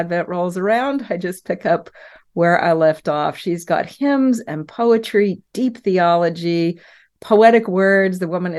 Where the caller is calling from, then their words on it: Dallas, Texas, United States; Dallas, Texas. It's morning for me, not for you, but for me, it's morning in Dallas, Texas on a windy day